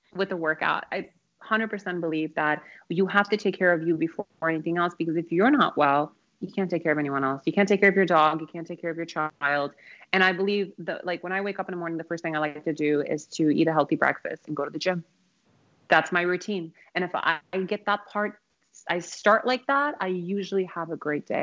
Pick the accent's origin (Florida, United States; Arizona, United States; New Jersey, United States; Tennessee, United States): Arizona, United States; Phoenix; also born or lived in Kabul, Afghanistan / Moscow, Russia; Total Arizona girl as well. Yeah. yeah, I moved to Phoenix when I was 10 years old